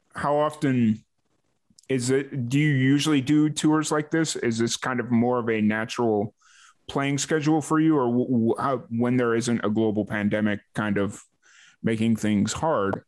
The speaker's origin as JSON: {"language": "English", "town": "Chicago", "region": "Illinois", "country": "United States", "tie": "born or raised there", "moved": "yes", "lives_now": "Waco, Texas, United States", "said": "I grew up in Chicago like I dealt with the the lake effect snow"}